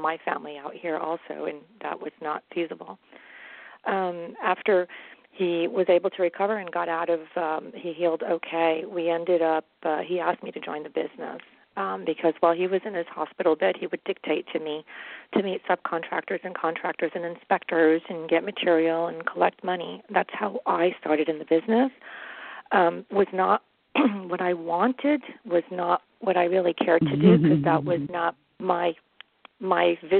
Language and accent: English; New York City, New York, United States; moved away as an adult; also born or lived in Jordan; now in Los Angeles, United States; We immigrated to New York City in 1969 from, I was born in Jordan